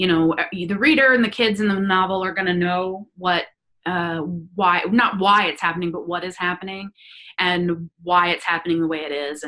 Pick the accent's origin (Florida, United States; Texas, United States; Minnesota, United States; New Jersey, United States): Florida, United States; I'm from Florida. You know. because I'm not from the Florida man part of Florida